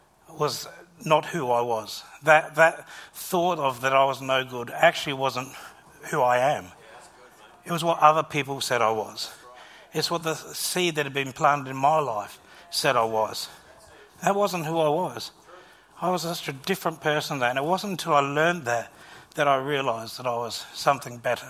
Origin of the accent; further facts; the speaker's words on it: Gawler, South Australia, Australia; When I was in primary school, just a young lad, growing up in Gawler